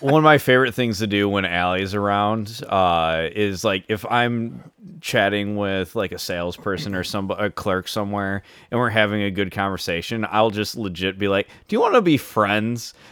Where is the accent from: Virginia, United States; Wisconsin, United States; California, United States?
Wisconsin, United States; moved away as an adult; now in Michigan, United States; in my hometown